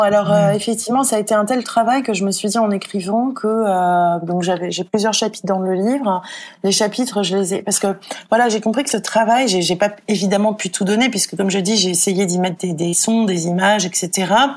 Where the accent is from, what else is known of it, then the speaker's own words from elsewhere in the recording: Paris, Île-de-France, France; je suis parisienne